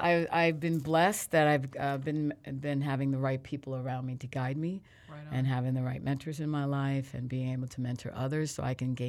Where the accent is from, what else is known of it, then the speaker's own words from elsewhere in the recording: Philadelphia, Pennsylvania, United States; also born or lived in Reading; The town that I was born in is called Reading, Pennsylvania, which is right outside of Philly.